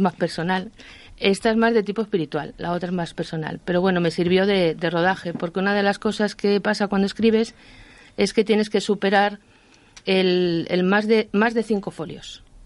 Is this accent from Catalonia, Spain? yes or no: no; Madrid, Community of Madrid, Spain; now in Ávila, Spain; Yo soy madrileña, aunque vivo en Ávila, soy madrileña.